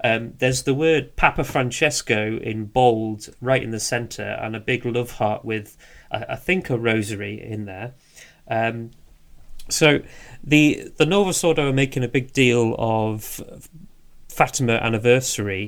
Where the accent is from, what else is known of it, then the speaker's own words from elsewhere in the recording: England, United Kingdom; we're very English